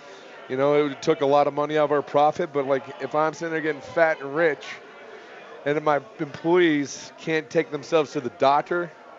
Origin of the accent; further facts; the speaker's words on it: Iowa, United States; We're from Iowa. You want lies, we can tell them all night.